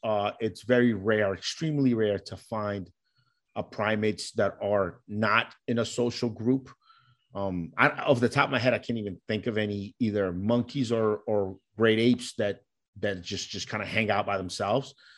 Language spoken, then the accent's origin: English; New York, United States; also born or lived in Colombia; Growing up in New York, there's a huge Puerto Rican community